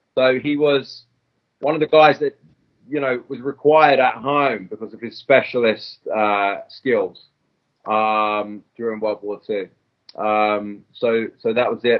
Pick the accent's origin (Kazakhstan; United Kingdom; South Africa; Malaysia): United Kingdom; England; I'm English.